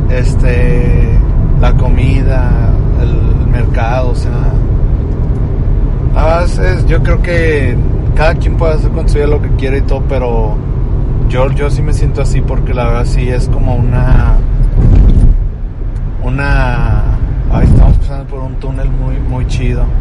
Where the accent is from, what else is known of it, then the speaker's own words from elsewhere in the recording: Mexico; Pero me siento más mexicano.